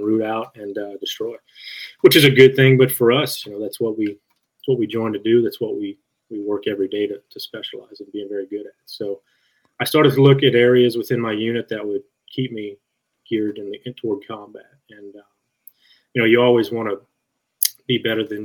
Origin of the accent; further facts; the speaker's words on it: Louisiana, United States; my roots growing up in Louisiana, just a country kid